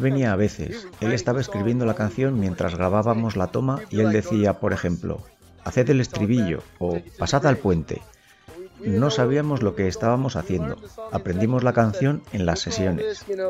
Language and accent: Spanish; United States; Yo soy americano